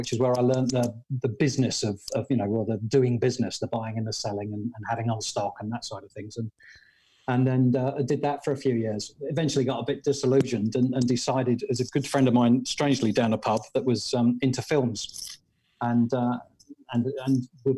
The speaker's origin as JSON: {"language": "English", "town": "Radlett", "region": "East of England", "country": "United Kingdom", "tie": "born or raised there", "said": "In the UK, just outside London, in a place called Radlett"}